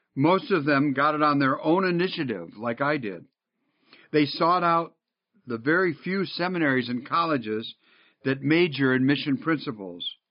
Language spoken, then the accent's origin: English; Northville, Michigan, United States; moved away; I grew up in Northville